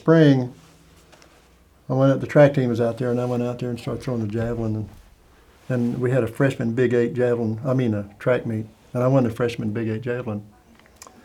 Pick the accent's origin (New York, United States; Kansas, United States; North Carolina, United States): Kansas, United States; Caldwell; also born or lived in Oklahoma; that's where our mail and where I was born, but we lived on a farm in Oklahoma.